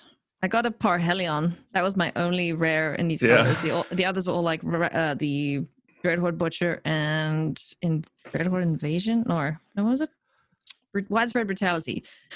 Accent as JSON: {"language": "English", "town": "Johannesburg", "region": "Gauteng", "country": "South Africa", "tie": "born or raised there", "also_born_or_lived": "Durban, South Africa", "said": "I was born in Durban, which is like a coastal town on the east coast of South Africa. And then we moved around a bunch when I was a kid because my dad worked for a bank. And then we eventually settled in Joh"}